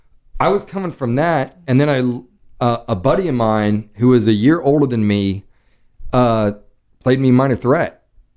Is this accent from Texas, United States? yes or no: yes; Dallas, Texas, United States; moved away as an adult; I grew up in Dallas. I lived in Dallas till I was 18.